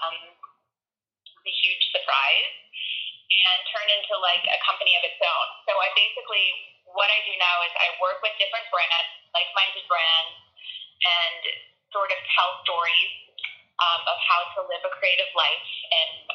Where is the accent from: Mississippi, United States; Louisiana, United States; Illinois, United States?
Illinois, United States; Chicago suburbs; moved away as an adult; also born or lived in Madison, Wisconsin / Colorado / Oregon / Florida; I grew up in the Chicago suburbs